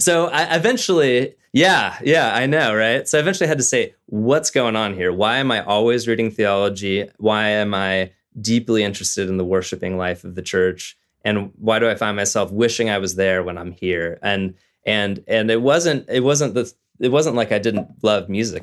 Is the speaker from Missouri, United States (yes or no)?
no; Southern California, United States; I was raised in Southern California